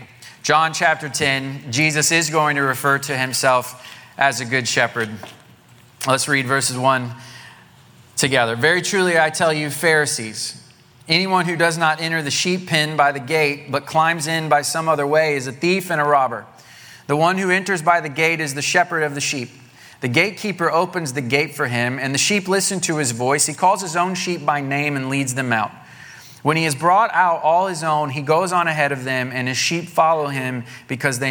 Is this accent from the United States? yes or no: yes; Southwest Missouri, United States; moved away; the church I grew up in Southwest Missouri